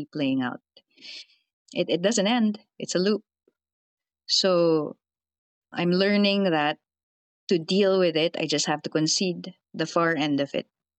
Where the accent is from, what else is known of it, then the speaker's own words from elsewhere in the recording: Philippines; I'm a Filipino field reporter